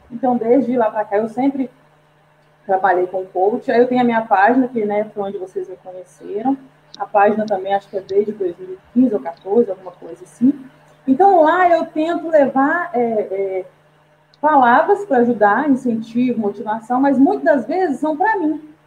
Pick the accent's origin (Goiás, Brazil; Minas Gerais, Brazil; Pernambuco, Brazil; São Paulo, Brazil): Minas Gerais, Brazil; Belo Horizonte; Sou aqui de Belo Horizonte. Opa! Né? Minha cidade que eu amo, maravilhosa.